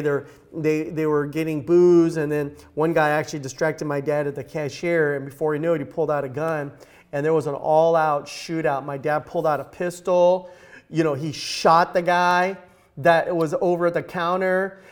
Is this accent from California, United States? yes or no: yes; Los Angeles, California, United States; also born or lived in Eagle Rock; I grew up right here in Los Angeles